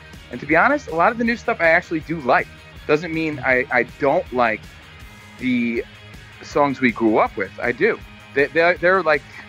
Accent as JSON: {"language": "English", "region": "New York", "country": "United States", "tie": "born or raised there", "also_born_or_lived": "New Jersey", "said": "I grew up in New York"}